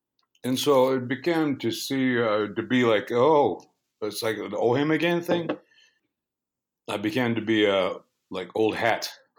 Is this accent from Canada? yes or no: yes; Six Nations of the Grand River, southern Ontario, Canada; moved away as an adult; now in West Coast, Canada; And I play the blues. I was born on the Six Nations of the Grand River Territory in southern Ontario in the 1900s, the mid-1900s, around exactly 1960.